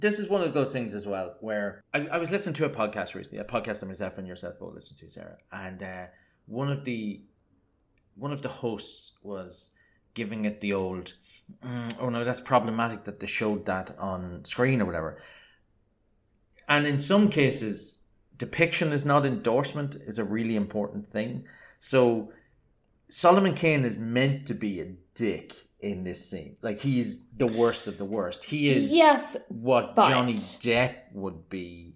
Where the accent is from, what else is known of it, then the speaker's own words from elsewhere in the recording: Ireland; I'm Irish